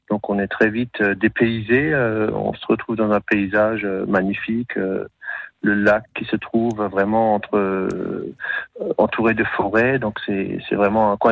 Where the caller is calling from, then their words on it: Grand Est, France; Donc moi je suis de Vassonne, donc c'est en Alsace, entre Strasbourg et Saverne, pas euh, près des Vosges du Nord.